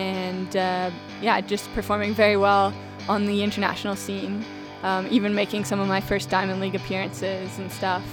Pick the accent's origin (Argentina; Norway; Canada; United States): Canada; Moncton, New Brunswick; moved away as an adult; now in Guelph, Canada; I'm from Moncton, New Brunswick originally.